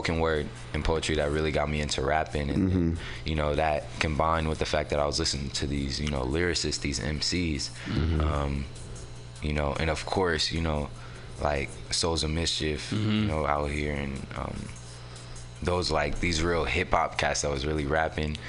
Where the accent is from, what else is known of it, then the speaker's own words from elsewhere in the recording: San Francisco, California, United States; also born or lived in Oakland; I was raised out here in San Francisco